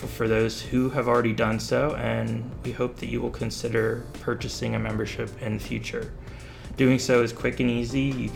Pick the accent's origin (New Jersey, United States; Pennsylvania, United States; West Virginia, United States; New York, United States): Pennsylvania, United States; Bethlehem; I grew up in Bethlehem